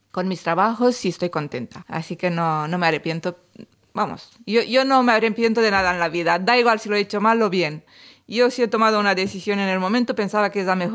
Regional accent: Dolj, Romania; moved away; Hola, yo soy … del sur de Rumanía, cerca de Craiova. He llegado aquí en 2005

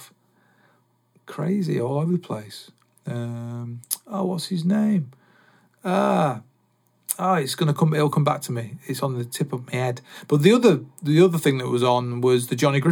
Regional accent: Salford, North West England, United Kingdom; I was born in Salford

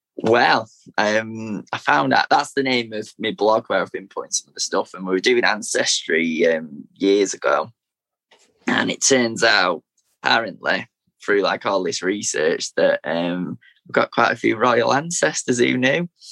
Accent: Manchester, North West England, United Kingdom; originally was born in East Manchester, so near where near where the City Stadium is

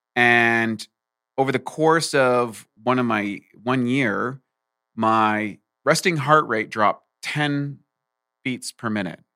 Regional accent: rural New Brunswick, Canada; moved away; also born or lived in Ontario / Vancouver, Canada; I was born in Ontario, and I grew up in the East Coast in rural New Brunswick

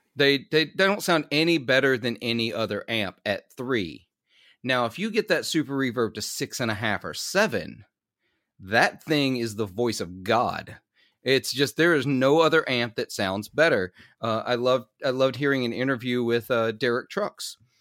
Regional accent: Clarksdale, Mississippi, United States; Clarksdale, where I'm from

